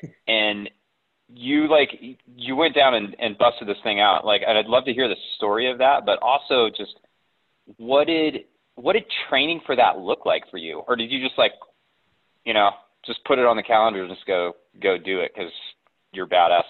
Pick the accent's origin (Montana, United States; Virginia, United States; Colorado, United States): Colorado, United States; Colorado Springs; I grew up in Colorado Springs.